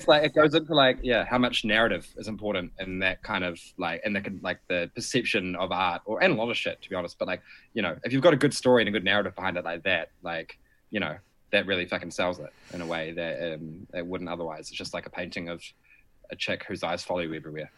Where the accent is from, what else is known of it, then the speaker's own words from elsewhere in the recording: Timaru, Canterbury, New Zealand; now in Wellington, New Zealand; growing up in Timmers, like, Christchurch was always the big city